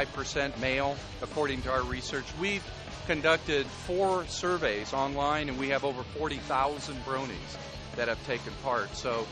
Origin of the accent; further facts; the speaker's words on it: South Dakota, United States; moved away as an adult; also born or lived in South Carolina; now in Spartanburg, United States; I was born and raised in South Dakota, but I live in South Carolina now. That's where I teach.